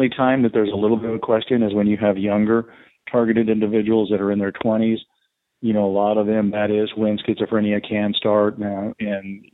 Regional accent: Texas, United States; I'm from Texas, born and raised, still live in the state of Texas.

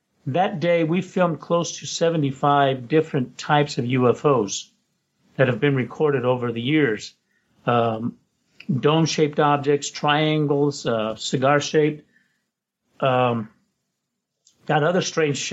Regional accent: Roswell, New Mexico, United States; now in Los Angeles, United States; At that time, I was in Roswell, New Mexico. That's my hometown, by the way.

